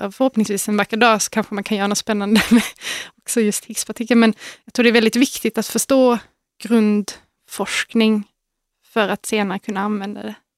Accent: Malmö, Skåne, Sweden; moved away; I Malmö

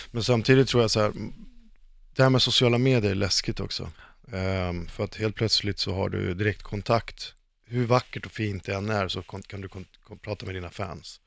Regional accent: Stockholm, Stockholm County, Sweden; jag är uppvuxen i, i Stockholmsförort

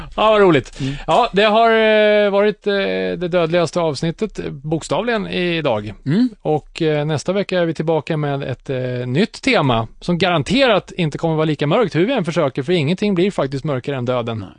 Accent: Katrineholm, Södermanland, Sweden; born or raised there

